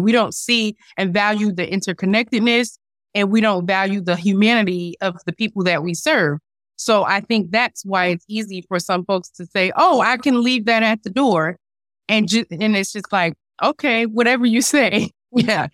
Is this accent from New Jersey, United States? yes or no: yes; North New Jersey, United States; I grew up in North New Jersey